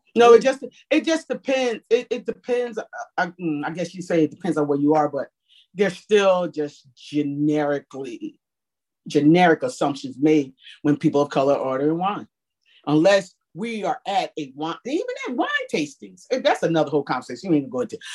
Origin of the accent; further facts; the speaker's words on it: New Jersey, United States; now in Washington, DC, United States; I'm from New Jersey originally